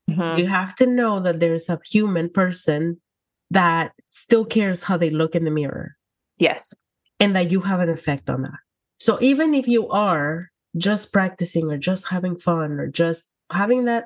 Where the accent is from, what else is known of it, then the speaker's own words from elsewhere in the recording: Texas, United States; Oh yeah, I came from South Texas, and in South Texas, there is a lot of high demand for our services, which is amazing.